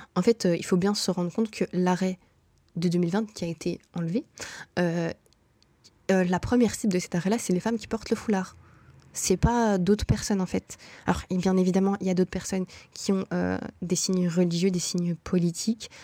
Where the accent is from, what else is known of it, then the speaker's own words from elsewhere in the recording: Brussels, Brussels-Capital Region, Belgium; moved away as an adult; also born or lived in Morocco (ancestry); now in Canada; toutes mes réalités sont bruxelloises.